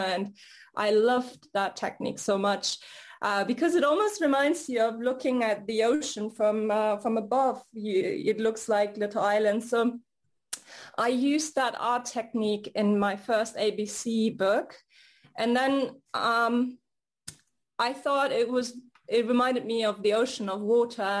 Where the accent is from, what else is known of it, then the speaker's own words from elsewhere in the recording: Hamburg, Germany; also born or lived in United States; now in Paris, France; I grew up in Hamburg, Germany, which is near the Baltic Sea and the North Sea